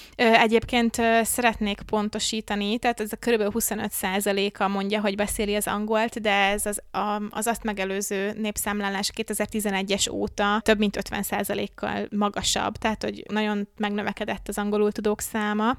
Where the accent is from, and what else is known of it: Hungary